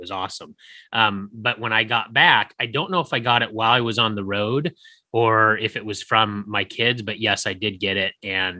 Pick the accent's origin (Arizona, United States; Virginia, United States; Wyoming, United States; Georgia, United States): Arizona, United States; Phoenix; I'm from Phoenix, Arizona